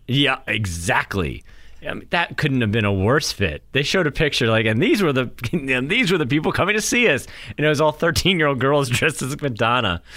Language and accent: English; Durham, New Hampshire, United States; moved away; I grew up in Durham